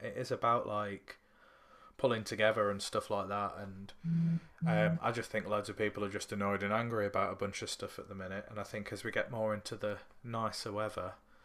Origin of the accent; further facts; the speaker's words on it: Sheffield, Yorkshire and the Humber, United Kingdom; I'm from Sheffield